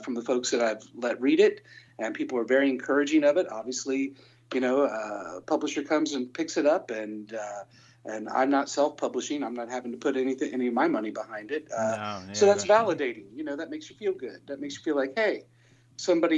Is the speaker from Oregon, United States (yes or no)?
no; Hamilton, Ohio, United States; moved away; I really wanted to play my hometown again. And so we set up a show right there in Hamilton, Ohio, where I come from